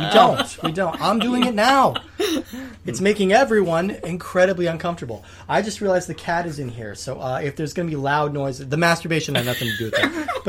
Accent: California, United States; moved away; I'm from California originally.

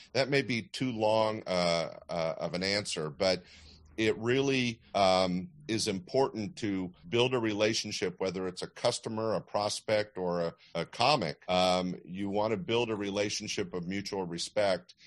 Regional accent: Sacramento, California, United States; I was growing up in Sacramento, which couldn't be any more landlocked

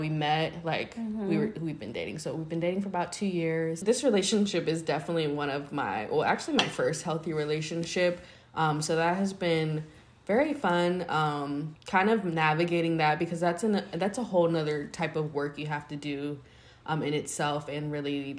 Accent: Richmond, Virginia, United States; moved away as an adult; also born or lived in Fort Bragg, North Carolina; Then we moved to Richmond, and that was where I grew up for a majority of my life until I was about 21

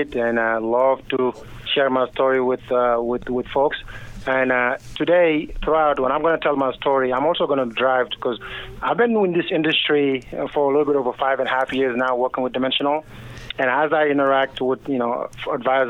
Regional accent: Senegal; moved away; also born or lived in Kansas, United States; I was born and raised in Senegal, West Africa

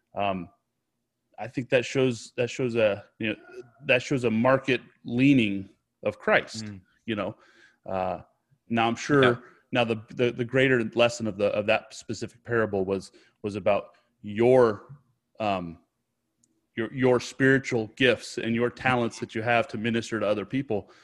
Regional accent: United States; I'm an American. This is where I'm from

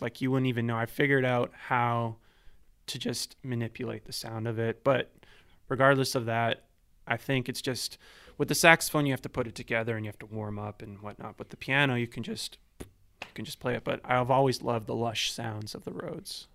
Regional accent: Vancouver, British Columbia, Canada; also born or lived in Ladner; so I grew up here my whole life, um, born and raised in East

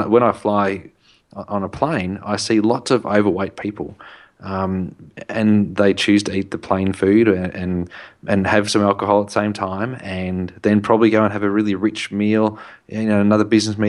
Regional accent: Australia; I'm Australian. My grandfather was Czechoslovakian

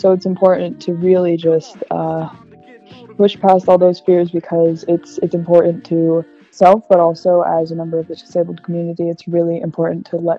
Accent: Minnesota, United States; And I am originally from Minnesota, but I've been in the great state of North Carolina since 2005.

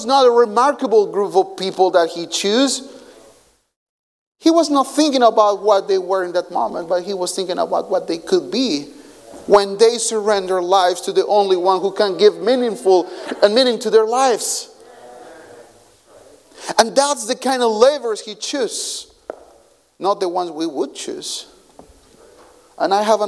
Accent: Colombia; English is a second language; moved away; I come from Colombia, so we know what a guerrilla fighter is

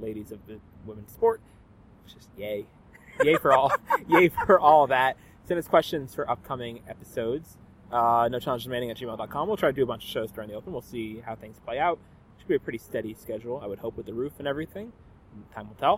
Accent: United States; being American

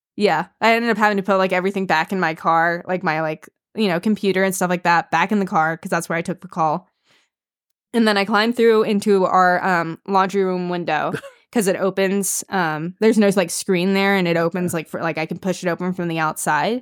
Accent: Georgia, United States; now in Montana, United States; I live obviously up here in Montana, right. but I'm from Georgia

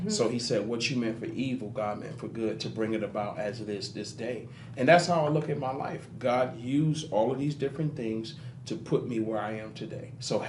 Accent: Harlem, New York, United States; I'm originally from Harlem, New York, but if you go about 3 hours away

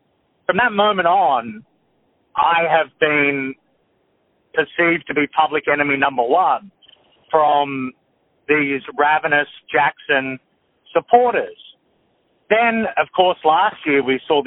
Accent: Australia; I grew up in Australia

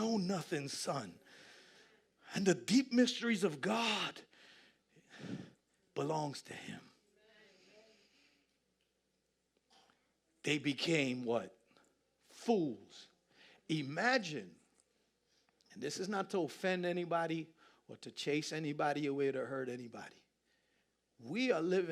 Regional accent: New York City, New York, United States; I'm from Queens

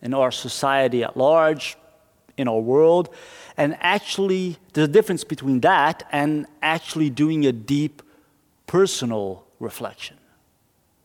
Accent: Brazil; now in Norway; my home country, Brazil.

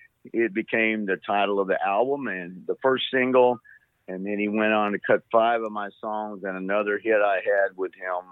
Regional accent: Texas, United States; also born or lived in Arkansas / Chicago / Nashville; born in Arkansas, grew up in Texas and back to Arkansas and went to Chicago and had a band and then moved from Chicago to, I'll make this quick, to Nashville in 82.

